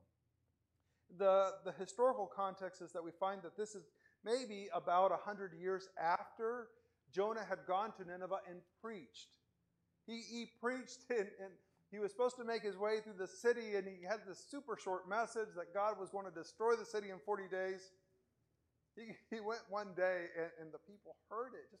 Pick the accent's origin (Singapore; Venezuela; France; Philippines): Venezuela; also born or lived in Spain; now in United States; In Venezuela, the time that I grew up in Venezuela